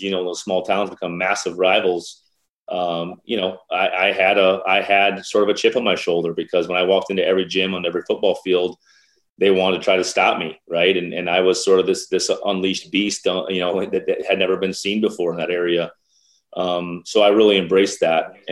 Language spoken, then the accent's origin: English; Mount Vernon, South Dakota, United States; moved away as an adult; also born or lived in Iowa City, Iowa; I think it was population 368 when I was growing up.